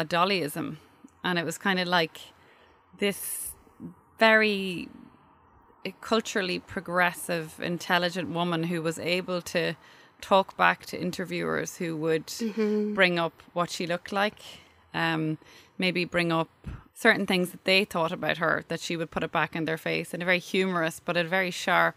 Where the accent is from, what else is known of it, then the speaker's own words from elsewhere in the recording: Dundalk, County Louth, Ireland; now in Dublin, Ireland; I'm from Dundalk